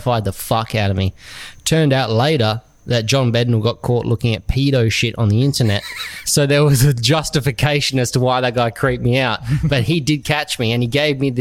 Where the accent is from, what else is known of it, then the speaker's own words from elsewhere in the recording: Samson, Western Australia, Australia; I come from Samson